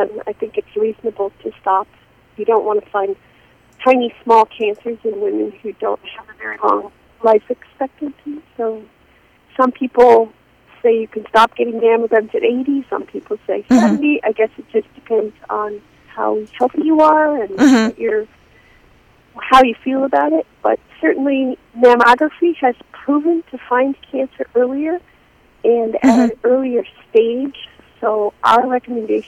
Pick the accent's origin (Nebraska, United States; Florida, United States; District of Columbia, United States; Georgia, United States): Nebraska, United States; also born or lived in Kansas City, Missouri / Minneapolis, Minnesota; now in Portland, Maine, United States; I was born in Nebraska, but I moved here from Minneapolis, Minnesota.